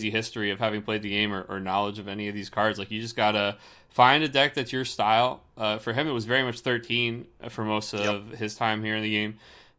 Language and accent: English; Seattle, Washington, United States